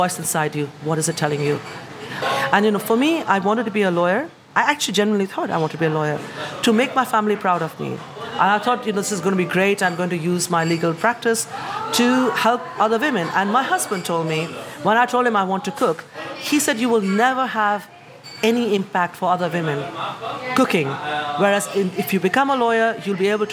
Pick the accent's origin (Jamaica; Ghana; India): India; moved away as an adult; now in United Kingdom; I am from the East and from the West. In my accent, you hear it.